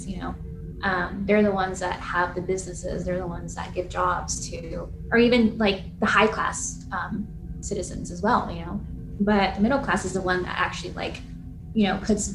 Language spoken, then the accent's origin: English; Los Angeles, California, United States; I grew up in two parts of LA. So I grew up like in the West Side for most part of my childhood